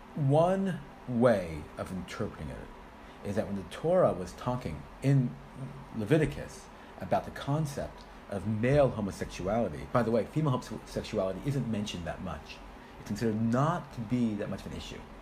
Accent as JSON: {"language": "English", "country": "United States", "also_born_or_lived": "Israel", "moved": "as an adult", "lives_now": "United Kingdom", "said": "I'm originally from America"}